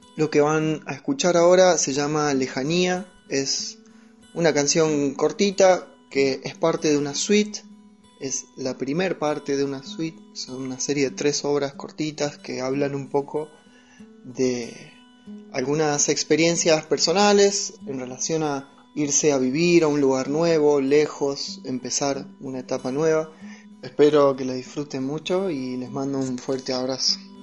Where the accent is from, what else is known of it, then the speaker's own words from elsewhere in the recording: San Francisco, Córdoba, Argentina; moved away as an adult; also born or lived in Villa María / San Martín de los Andes; now in Spain; soy músico de San Francisco, provincia de Córdoba, pero hace un año y medio que vivo en San Martín de los Andes